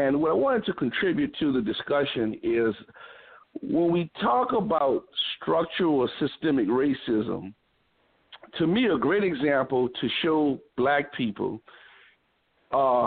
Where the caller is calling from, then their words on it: New Orleans, Louisiana, United States; I'm calling from New Orleans, Louisiana.